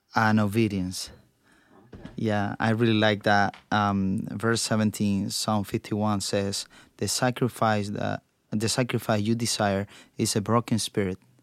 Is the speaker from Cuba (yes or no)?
yes; Cuba; now in United States; I was born in Cuba